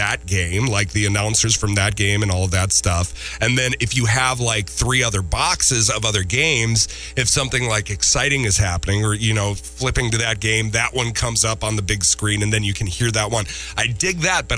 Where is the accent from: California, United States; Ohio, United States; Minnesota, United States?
Minnesota, United States; Minneapolis; growing up in Minneapolis, we have a lot of family out east